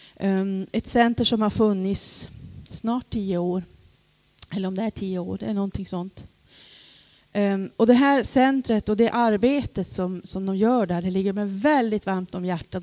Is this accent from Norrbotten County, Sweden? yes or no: yes; Vidsel, Norrbotten County, Sweden; also born or lived in Rosvik; now in Luleå, Sweden; själv kommer jag från Vidsel